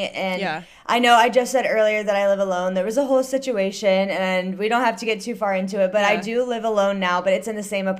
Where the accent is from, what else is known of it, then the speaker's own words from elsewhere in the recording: Ohio, United States; moved away as an adult; now in Northern Virginia, United States; I was born and raised in Ohio, grew up there, went to school there, everything